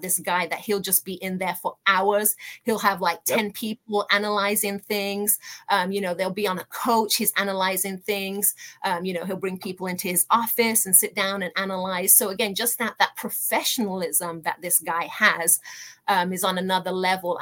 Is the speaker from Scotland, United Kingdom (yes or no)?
no; Birmingham, West Midlands, United Kingdom; moved away as an adult; now in United States; I was born and raised in Birmingham, hence being an Aston Villa supporter. I came to America in my early 20s